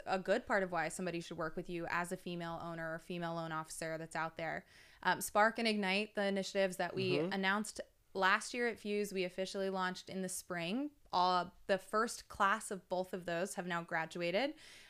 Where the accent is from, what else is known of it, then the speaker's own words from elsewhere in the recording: Texas, United States; I'm from Texas. I've been there.